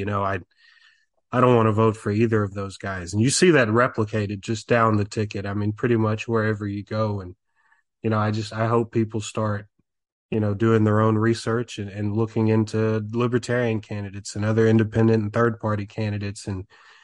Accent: Tennessee, United States; now in Texas, United States; I'm living in Texas now, but I'm from Tennessee

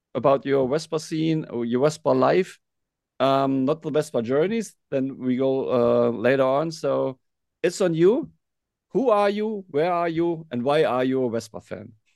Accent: Hanover, Lower Saxony, Germany; English is a second language; I'm from Hanover.

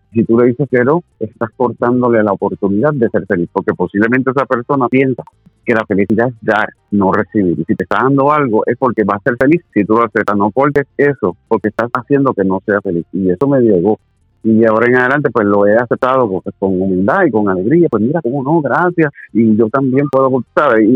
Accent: Corozal, Puerto Rico; en el Pueblo Corozal, de donde yo soy

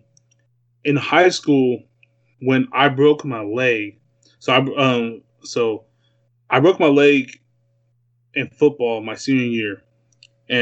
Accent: Newark, California, United States; moved away as an adult; now in Los Angeles, United States; growing up in the Bay, we used to, you know, go to Raider games

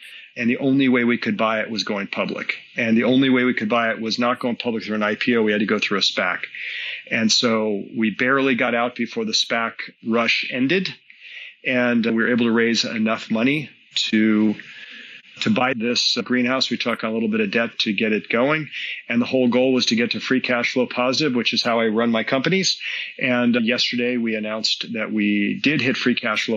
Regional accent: Southern California, United States; I'm from Southern California, which is California is the home to cannabis. Was not a big deal back in the 80s when I was in high school

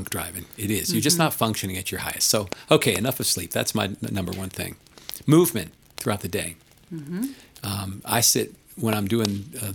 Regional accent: East Coast, United States; now in Colorado, United States; I grew up on the East Coast

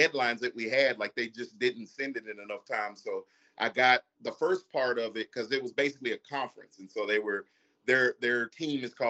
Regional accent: Kingsville, Texas, United States; I'm actually from Kingsville

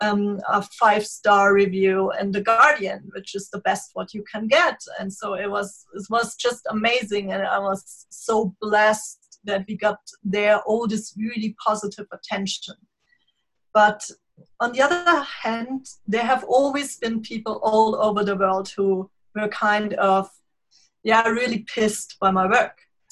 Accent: Bavaria, Germany; born or raised there; English is a second language

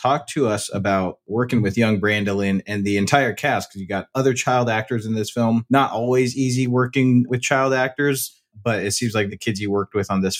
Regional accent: United States; growing up in America and, you know, being American

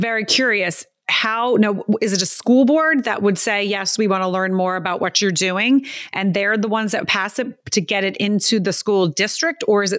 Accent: East Coast, United States; Like I would never have thought Texas, and I'm from the East Coast as well.

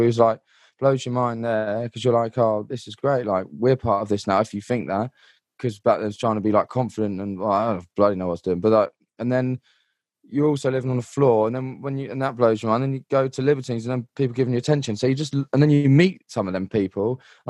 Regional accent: London, United Kingdom; like, I come from London and everyone like pretty much hates me

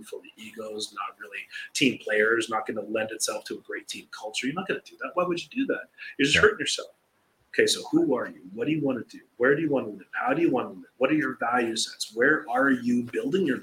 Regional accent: Canada; now in Costa Rica; We're a Canadian

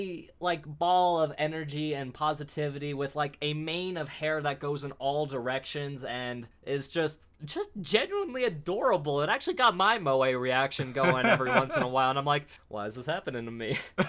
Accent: United States; Yeah, well, and we're American.

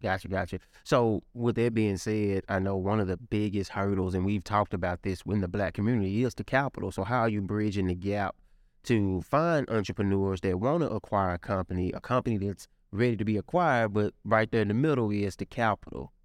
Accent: Memphis, Tennessee, United States; I'm from the Mound

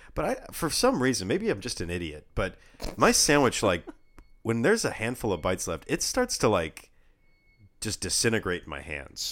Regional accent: California, United States; We're from California

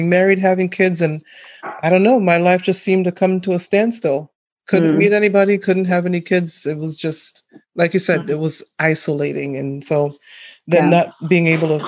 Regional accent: Massachusetts, United States; I grew up in Massachusetts

